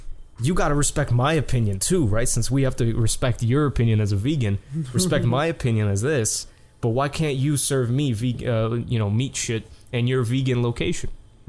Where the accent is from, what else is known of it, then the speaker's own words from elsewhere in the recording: New York, United States; Like, you know, I'm a New Yorker with my coffee, you know.